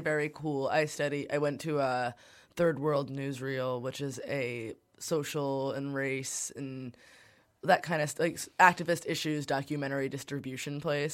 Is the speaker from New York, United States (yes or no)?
yes; New York City, New York, United States; I grew up in Brooklyn